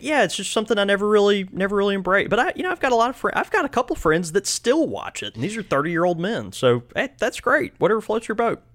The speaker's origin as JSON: {"language": "English", "region": "Mississippi", "country": "United States", "said": "our fellow Mississippian"}